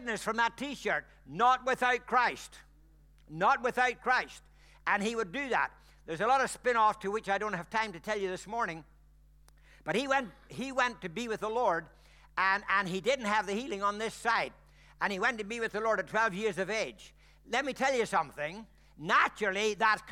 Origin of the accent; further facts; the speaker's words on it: Ireland; I'm Irish